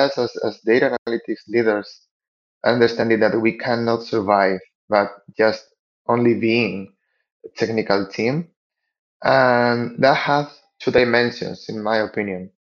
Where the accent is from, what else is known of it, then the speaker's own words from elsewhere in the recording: Spain; moved away as an adult; now in Lima, Peru; I'm now living in Lima in Peru, but I'm actually from Spain, although I've been living here in Latin America for the last 10 years